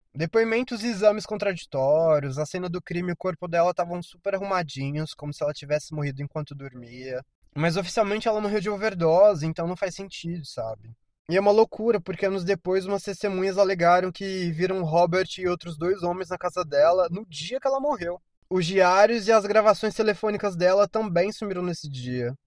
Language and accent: Portuguese; Brazil; eu sou brasileiro